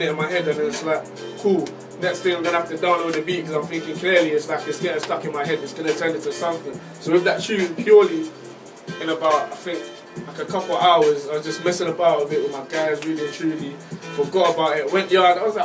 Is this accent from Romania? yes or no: no; London, United Kingdom; I'm from West London. Country-wise, Caribbean, you know. But obviously, like, growing up in my area and stuff